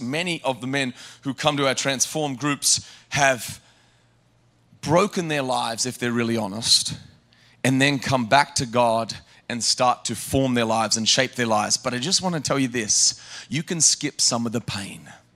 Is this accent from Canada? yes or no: no; Australia; I grew up in Australia